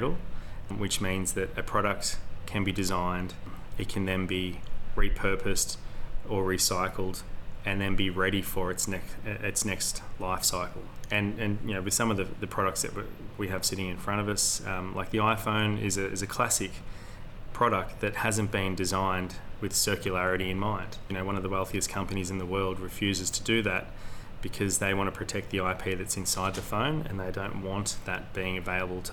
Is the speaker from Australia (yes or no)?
yes; Hazelwood North, Victoria, Australia; now in Warragul, Australia; I grew up on Gunnakurnai Brackalong Clan land in Hazelwood North